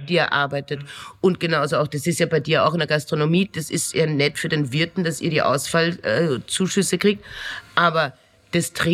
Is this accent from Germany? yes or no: no; Austria; dass man als Bürger mit so Situationen konfrontiert wird, als Österreicher, wie da umgegangen wird.